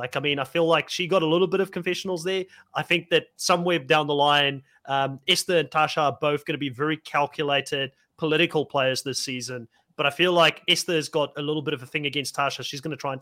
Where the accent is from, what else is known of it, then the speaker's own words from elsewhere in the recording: South Africa; I know I don't look like I'm from Africa, but I am, you know, being South African.